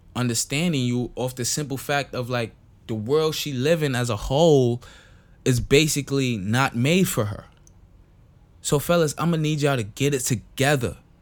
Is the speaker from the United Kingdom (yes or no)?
no; St. Kitts & Nevis; English is a second language; now in United States; I wasn't born here. I wasn't born in America. I was born in St. Kitts. So therefore, my English not that good